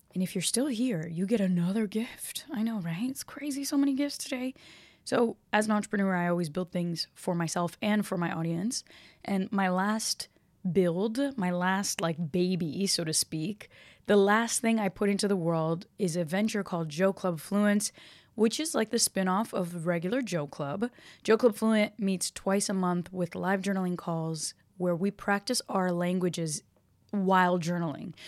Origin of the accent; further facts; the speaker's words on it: Brazil; first language Portuguese; English is a second language; moved away; Portuguese, I was born speaking Portuguese. 'Cause we were born in Brazil